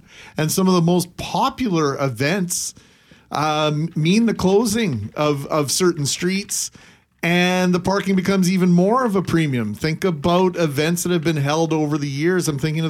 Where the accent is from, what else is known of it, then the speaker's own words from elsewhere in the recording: Brandon, Manitoba, Canada; now in Winnipeg, Canada; I grew up in Brandon. I spent 4 years there, formative years.